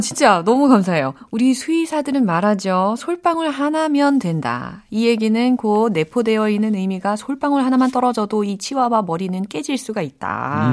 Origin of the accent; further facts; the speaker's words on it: Seoul, South Korea; 저의 고향은 사울입니다